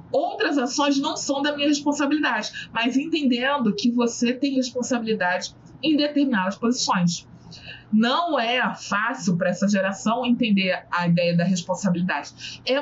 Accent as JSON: {"language": "Portuguese", "region": "Southeast", "country": "Brazil", "said": "eu já cheguei num absurdo de eh, ouvir que eu sofro menos porque eu sou do Sudeste. E ela, a moça, era do Nordeste."}